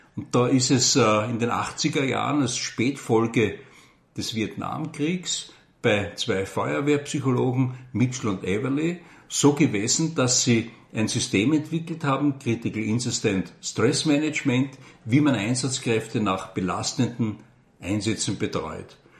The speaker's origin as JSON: {"language": "German", "region": "Vienna", "country": "Austria", "tie": "born or raised there", "moved": "as an adult", "lives_now": "Burgenland, Austria", "said": "ich bin geborener Wiener"}